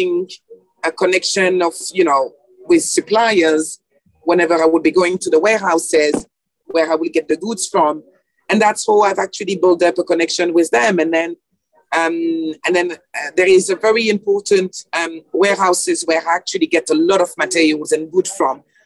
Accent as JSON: {"language": "English", "town": "Paris", "region": "Île-de-France", "country": "France", "tie": "born or raised there", "also_born_or_lived": "Senegal (ancestry)", "second_language": "English", "moved": "as an adult", "lives_now": "United Kingdom", "said": "I was born in Paris in 1989, and by my ancestors and my origin lineage come from West Africa, Senegal"}